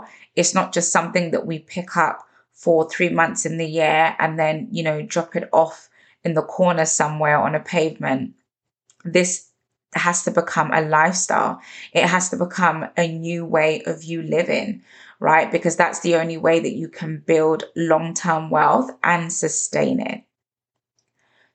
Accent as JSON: {"language": "English", "region": "London", "country": "United Kingdom", "tie": "born or raised there", "said": "growing up in London"}